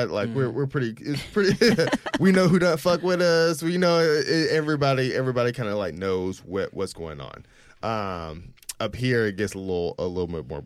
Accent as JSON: {"language": "English", "town": "Jackson", "region": "Mississippi", "country": "United States", "tie": "born or raised there", "said": "a more like black experience growing up in Jackson, Mississippi"}